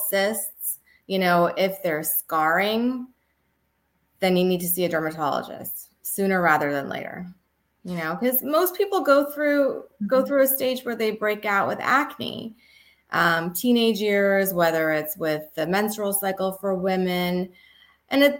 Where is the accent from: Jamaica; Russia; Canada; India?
Canada; also born or lived in Texas; now in New York, United States; I actually grew up in Canada.